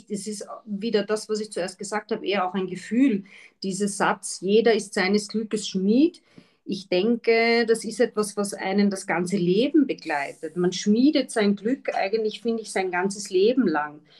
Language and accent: German; Austria; jetzt muss ich als Österreicherin kurz dazwischen fragen